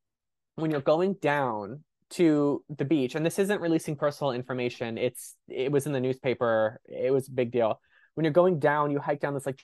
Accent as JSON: {"language": "English", "town": "San Diego", "region": "California", "country": "United States", "said": "I mean, I'm from San Diego, I've known about it forever"}